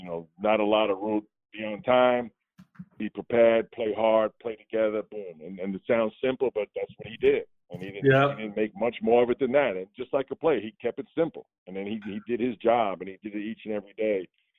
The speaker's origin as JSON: {"language": "English", "region": "New York", "country": "United States", "tie": "born or raised there", "said": "growing up in New York"}